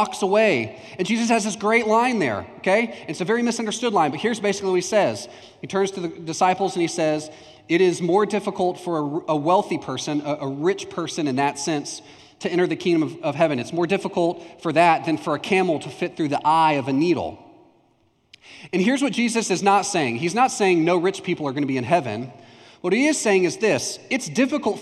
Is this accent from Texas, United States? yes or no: yes; Palestine, Texas, United States; also born or lived in Houston, Texas; When I was in third grade, or just before third grade, we moved from Houston, Texas to Palestine, Texas. And I grew up in Houston